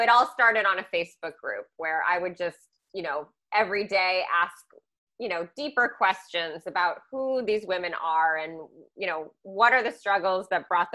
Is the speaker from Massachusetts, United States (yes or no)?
yes; Newton, Massachusetts, United States; also born or lived in Milton, Massachusetts; I grew up in Newton, Massachusetts, the West Edge